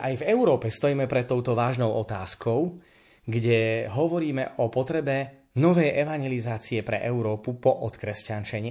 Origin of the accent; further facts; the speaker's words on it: Spiš, Slovakia; u nás na Spiši